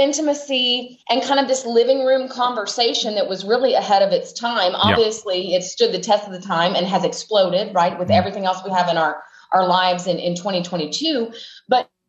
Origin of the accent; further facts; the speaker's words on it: Knoxville, Tennessee, United States; I grew up in Knoxville, Tennessee